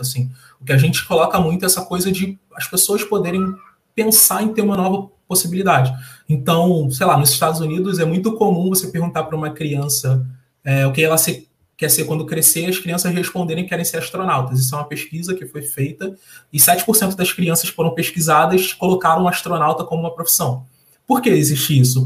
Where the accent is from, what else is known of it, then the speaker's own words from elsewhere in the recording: Rio de Janeiro, Brazil; Sou carioca, nascido e criado numa favela aqui do Rio